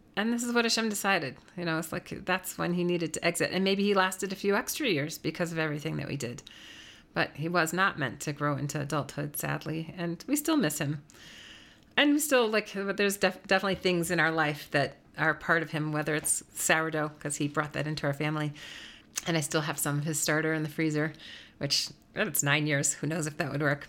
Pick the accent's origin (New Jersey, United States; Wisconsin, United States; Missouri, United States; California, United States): Wisconsin, United States; also born or lived in New York area; now in Denver, United States; I was from Wisconsin